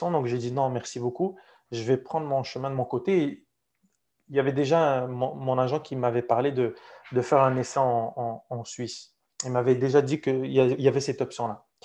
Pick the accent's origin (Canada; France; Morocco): Morocco; Et c'est l'équipe de la ville où j'ai grandi, où je suis né au Maroc.